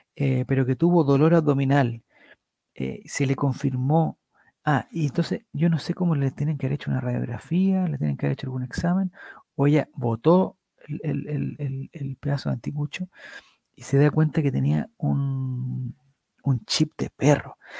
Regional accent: Calama, Antofagasta, Chile; moved away; also born or lived in Valparaíso; Nací y crecí en Calama y viví mil años en Valparaíso.

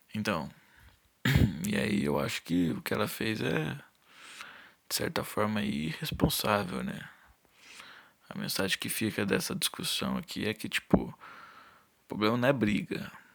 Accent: São Paulo, Brazil; eu sou de São Paulo

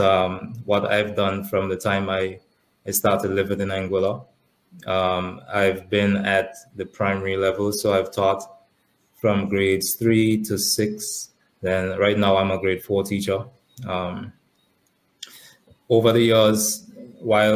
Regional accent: Portsmouth, Saint John, Dominica; also born or lived in Pointe Michel, Dominica; I was born in Point Michelle, but my family is from the north of the island. So when I was very young, we moved to Portsmouth, and that's where I grew up

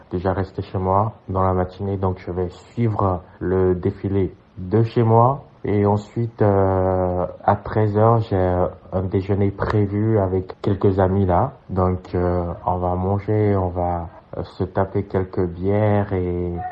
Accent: Benin; Donc en tant que Béninois, nous devons célébrer notre manière.

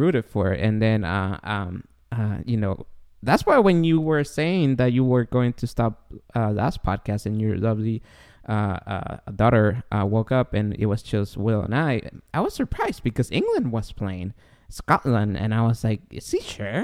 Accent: Guatemala; moved away; I'm an immigrant. I'm from Guatemala

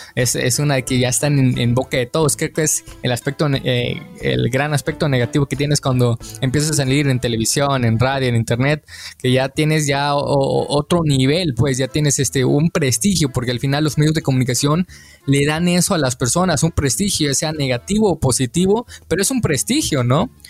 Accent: Mexico; nosotros como mexicanos

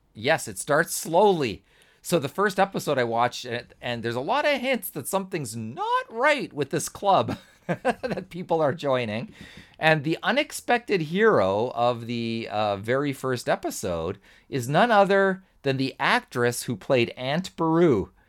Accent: Canada; being Canadian

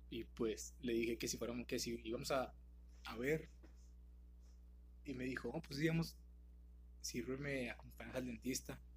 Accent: General Escobedo, Nuevo León, Mexico; somos de México, como ya lo pudieron saber. Prácticamente somos de México, de la ciudad de Nuevo León, de, Escobedo, para ser más específicos.

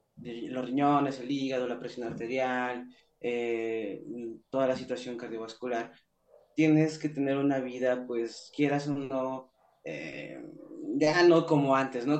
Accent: Mexico City, Mexico; moved away as an adult; now in Tijuana, Mexico; mi ciudad, de donde nací, de donde soy, donde viví ahí, donde viví treinta y un años

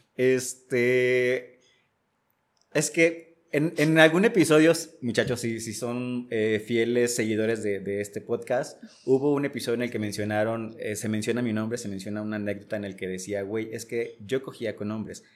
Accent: Casimiro Castillo, Jalisco, Mexico; moved away as an adult; also born or lived in Guadalajara / Mexico City; si bien soy originario de aquí, o sea, nací aquí en Guadalajara, eh, alcancé a crecer un par de años por acá, pero al final eh, mi familia y yo nos mudamos a un lugar que se llama Casimiro Castillo, que está en la costa sur del estado de Jalisco

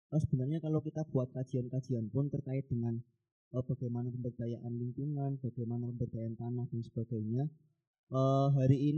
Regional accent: Tegal, Central Java, Indonesia; now in Purworejo, Indonesia; kebetulan saya domisili di Purworejo, tapi asal saya dari Tegal.

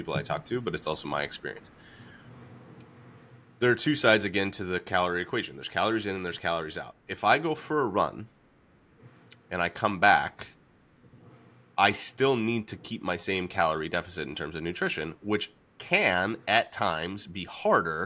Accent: Atlanta, Georgia, United States; moved away; I grew up in Atlanta, so I didn't play candlepin until I came up here

